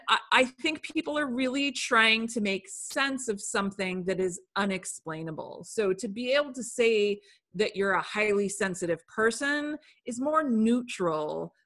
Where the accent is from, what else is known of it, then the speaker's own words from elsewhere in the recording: England, United Kingdom; born there; So I was born in England, and while I was there, I had a crazy high fever